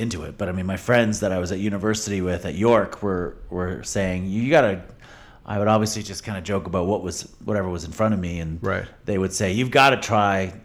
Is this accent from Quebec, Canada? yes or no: no; London, Ontario, Canada; also born or lived in Toronto; I grew up in London, Ontario, just outside